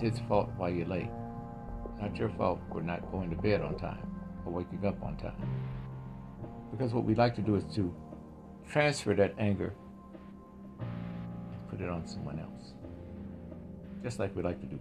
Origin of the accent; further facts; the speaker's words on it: Mississippi, United States; moved away; also born or lived in Inland Empire, California; I grew up in Mississippi during the 1960s, 70s